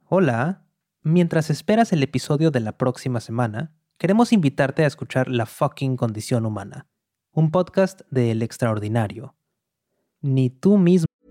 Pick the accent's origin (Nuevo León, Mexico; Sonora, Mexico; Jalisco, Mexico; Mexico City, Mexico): Nuevo León, Mexico; Monterrey; moved away as an adult; now in New York, United States; Nací en Monterrey, al noreste de México, y hace varios años que me fui a vivir a Nueva York